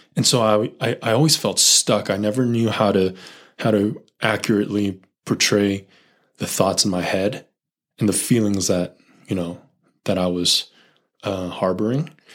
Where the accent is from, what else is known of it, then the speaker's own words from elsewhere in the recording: Silicon Valley, California, United States; I grew up in the Silicon Valley